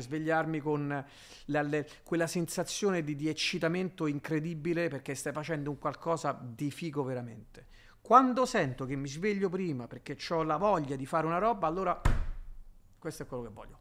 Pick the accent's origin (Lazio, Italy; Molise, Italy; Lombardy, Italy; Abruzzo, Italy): Lazio, Italy; Rome; moved away as an adult; also born or lived in Miami / Brooklyn; io un romano